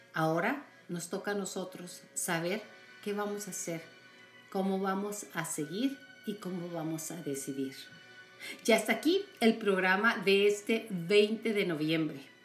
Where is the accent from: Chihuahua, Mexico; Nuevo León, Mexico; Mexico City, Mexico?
Chihuahua, Mexico; los que somos de Chihuahua, Iñor, de ahí somos y con mucha honra